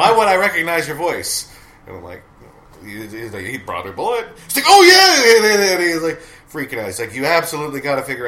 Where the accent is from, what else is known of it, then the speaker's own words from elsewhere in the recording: Great Falls, Montana, United States; moved away as an adult; also born or lived in New York; now in Great Falls, United States; Great Falls is a small town. It's my hometown